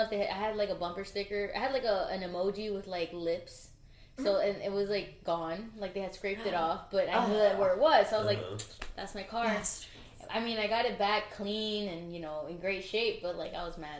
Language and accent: English; Elizabeth, New Jersey, United States; I'm from Elizabeth, right by the Newark Airport and IKEA